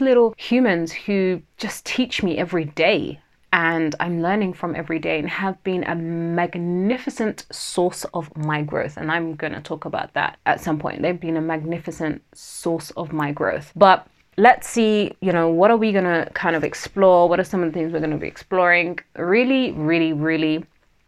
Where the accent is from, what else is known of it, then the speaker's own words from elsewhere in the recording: London, United Kingdom; accent: Southeast London twang; I'm from Southeast London, as in that's where, you know, I was raised, not born. So that might mean that my Southeast London twang might come out once in a while